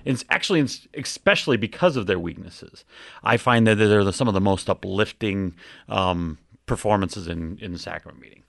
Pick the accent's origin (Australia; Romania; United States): United States; Ogden, Utah; moved away as an adult; now in Round Rock, United States; I grew up in Ogden, Utah, so that's, that's kinda where I, I cut my teeth